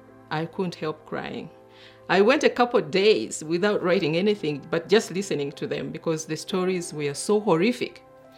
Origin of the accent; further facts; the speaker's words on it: Uganda; moved away as an adult; also born or lived in Kenya / Pittsburgh, United States / Washington, D.C., United States; now in Indianapolis, United States; I was born and raised in Uganda, grew up in Kenya and Uganda. I've been living in Indianapolis for 18 years.